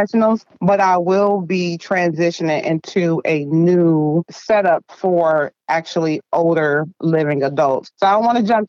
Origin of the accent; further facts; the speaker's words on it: Dayton, Ohio, United States; moved away as an adult; now in Columbus, United States; Born in Dayton, Ohio, raised in the projects, polished in Columbus, Ohio, been living in Columbus, Ohio for 20 plus years